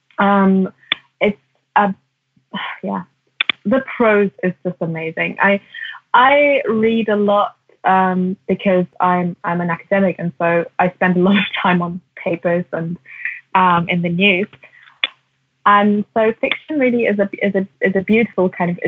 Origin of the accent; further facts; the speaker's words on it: Germany; I grew up in Germany and in the 90s